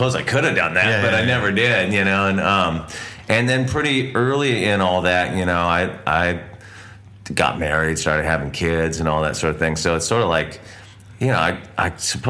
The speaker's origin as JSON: {"language": "English", "town": "Santa Barbara", "region": "California", "country": "United States", "tie": "born or raised there", "said": "where we grew up in California"}